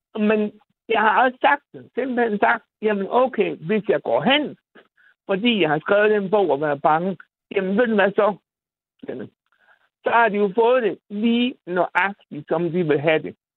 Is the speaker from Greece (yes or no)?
no; Bosnia & Herzegovina; also born or lived in Randers, Denmark / Aarhus, Denmark; now in Denmark; jeg kommer fra Bosnien